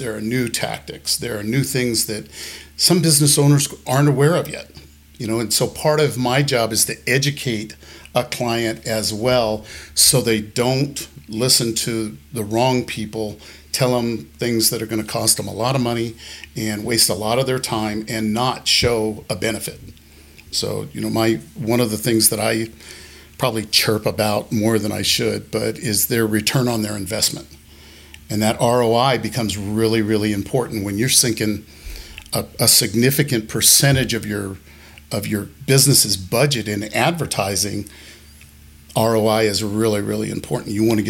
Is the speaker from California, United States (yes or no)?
no; Colorado, United States; also born or lived in Germany; I grew up in Germany a little bit, on the East Coast a little bit, the West Coast a little bit. And then finally, my dad retired in Colorado, and I became a Colorado boy and have been here ever since.